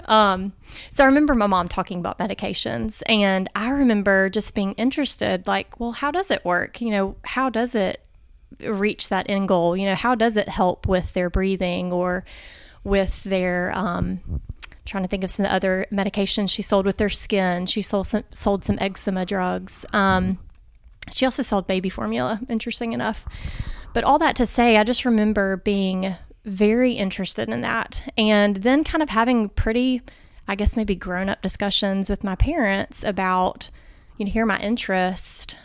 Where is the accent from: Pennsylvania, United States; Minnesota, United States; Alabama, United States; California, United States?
Alabama, United States; Montgomery; I'm actually from Montgomery. Um, so grew up here, born and raised here